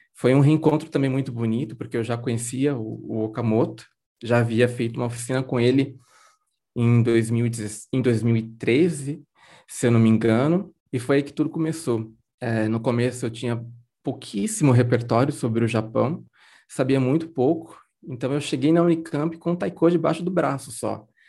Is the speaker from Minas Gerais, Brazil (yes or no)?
no; Garça, São Paulo, Brazil; eu nasci e cresci em Garça, né, no interior de São Paulo